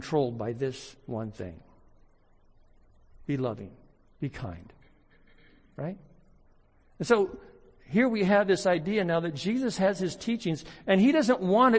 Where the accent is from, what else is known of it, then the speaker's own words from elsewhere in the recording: United States; as American Christians